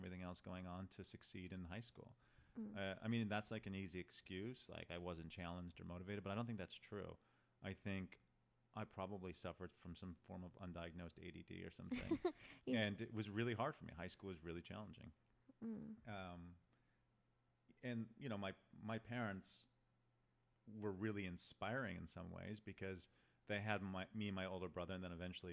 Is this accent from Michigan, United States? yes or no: yes; Detroit, Michigan, United States; now in Los Angeles, United States; I'm from Detroit